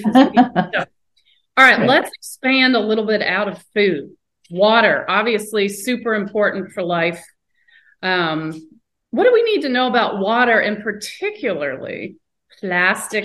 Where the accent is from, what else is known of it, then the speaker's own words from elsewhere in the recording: the South, United States; I grew up in the South, 70s and 80s